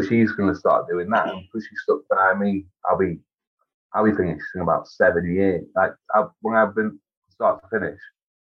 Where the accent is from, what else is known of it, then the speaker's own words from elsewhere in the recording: Crewe, North West England, United Kingdom; also born or lived in Devon; being a northern lad, I just wanted to come back home.